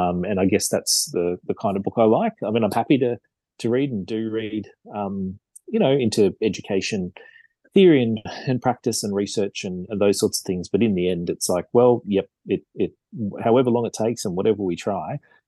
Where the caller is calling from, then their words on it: Parramatta, New South Wales, Australia; So I live actually just up the road from my school, really. So in near Parramatta in New South Wales.